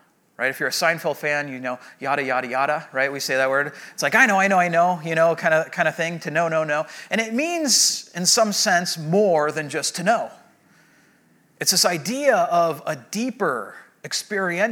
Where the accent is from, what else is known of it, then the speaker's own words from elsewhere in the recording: Southern California, United States; I grew up in Southern California